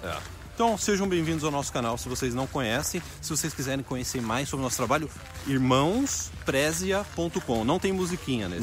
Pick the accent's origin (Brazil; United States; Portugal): Brazil; now in Canada; eu amo o Brasil porque eu nasci no Brasil, não tem como remover as lembranças de infância do Brasil